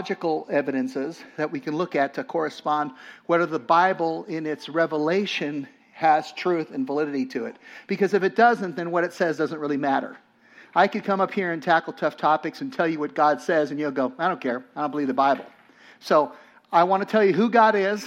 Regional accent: Los Angeles, California, United States; I grew up in Los Angeles

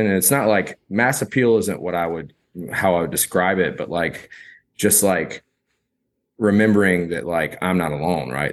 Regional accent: rural South Carolina, United States; moved away as an adult; also born or lived in Charleston, South Carolina / Asheville, North Carolina; now in Austin, United States; growing up in South Carolina, like, rural South Carolina

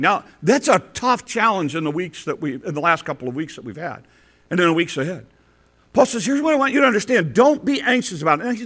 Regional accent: Detroit and Chicago, Midwest, United States; moved away; growing up in Detroit and Chicago

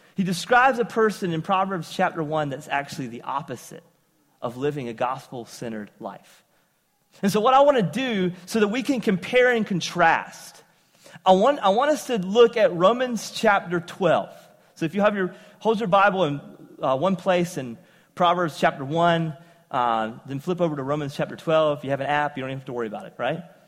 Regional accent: eastern North Carolina, United States; accent: southern; moved away as an adult; also born or lived in upstate New York; eastern North Carolina all my life, having uh, a southern accent, I ended up after high school moving uh, to uh, upstate New York

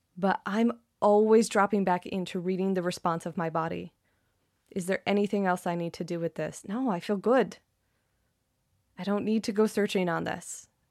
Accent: Canada; I'm Canadian

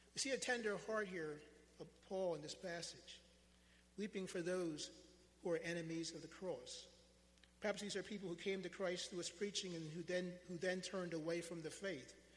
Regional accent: United States; as an American, as a United States citizen, as an African American man

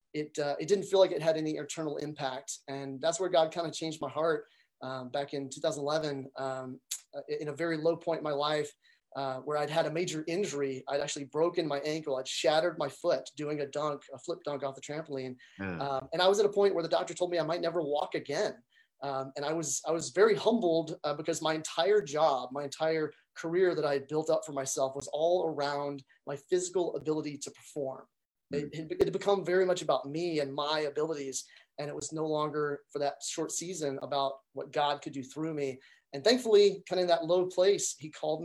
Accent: Montgomery, Alabama, United States; I grew up in Montgomery, Alabama

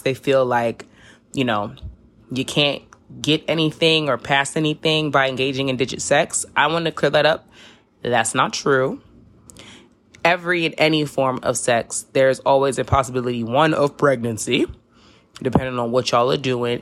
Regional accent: New York City, New York, United States; I live in a metropolitan city. I'm from New York City

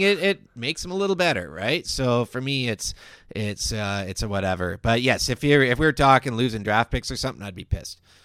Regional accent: Victoria, British Columbia, Canada; Growing up in Victoria

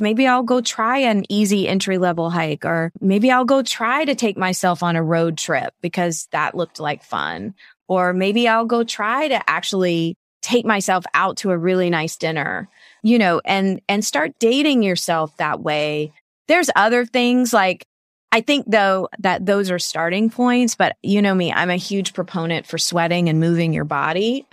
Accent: Savannah, Georgia, United States; my hometown of Savannah, Georgia

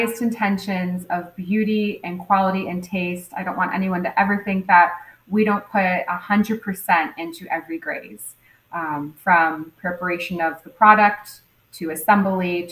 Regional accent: Fort Myers, Florida, United States; I was born and raised here in Fort Myers

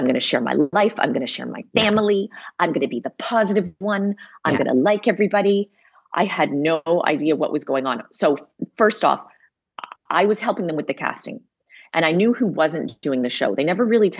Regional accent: Montreal, Quebec, Canada; you know, I'm from Montreal. Cool. I went to McGill.

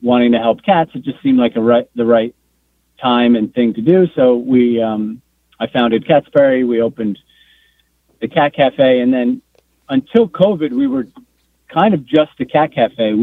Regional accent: Asbury Park, New Jersey, United States; moved away as an adult; also born or lived in San Francisco; my hometown of Asbury Park, New Jersey

